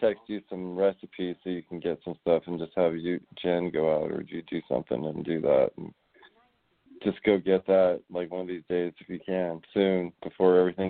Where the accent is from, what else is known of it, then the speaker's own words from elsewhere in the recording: Netherlands; I'm from Holland. Isn't that weird?